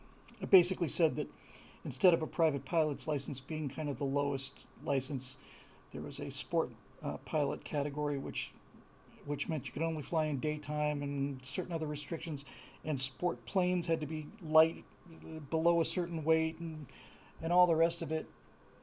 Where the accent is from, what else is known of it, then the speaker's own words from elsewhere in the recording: California, United States; also born or lived in Bermuda / Florida; I grew up in Bermuda, Florida, and California.